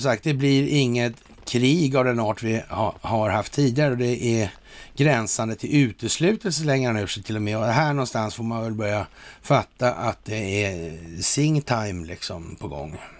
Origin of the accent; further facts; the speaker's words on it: Sweden; här hemma i Sverige